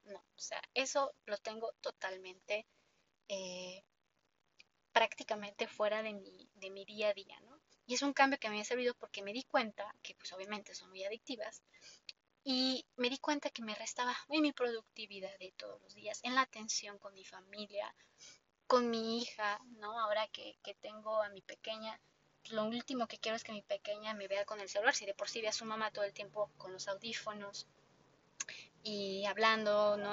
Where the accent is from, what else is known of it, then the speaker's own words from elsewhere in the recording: Mexico; yo como mexicana